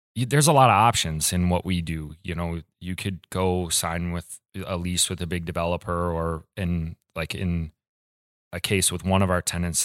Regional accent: Ann Arbor, Michigan, United States; moved away as an adult; now in Kalamazoo, United States; I'm from Ann Arbor

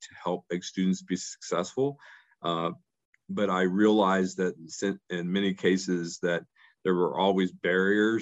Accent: West Virginia, United States; moved away as an adult; also born or lived in Ohio / Arizona; my home state where I was born and raised in West Virginia

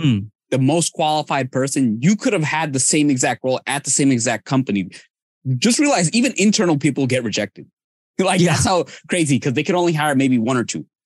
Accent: Bangladesh; now in United States; I'm from Bangladesh

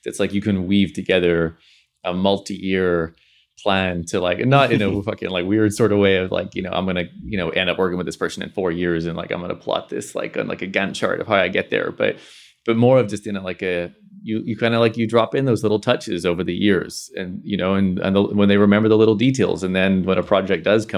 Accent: Belfast, Northern Ireland, United Kingdom; now in London, United Kingdom; Growing up in Belfast, like there wasn't a lot of network per se. So there was like an element of like, I'm gonna throw out here and I'm gonna move to London.

